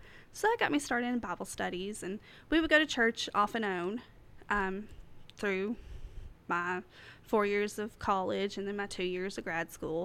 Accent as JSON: {"language": "English", "region": "Southeast Kentucky", "country": "United States", "accent": "hick", "moved": "as an adult", "lives_now": "East Tennessee, United States", "said": "I'm from Southeast Kentucky, and I have a hick accent."}